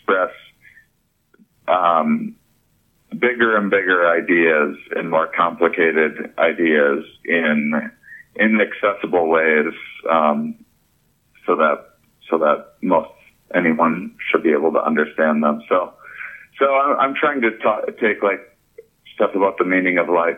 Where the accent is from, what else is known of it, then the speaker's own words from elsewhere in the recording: La Crosse, Wisconsin, United States; I'm also from La Crosse, Wisconsin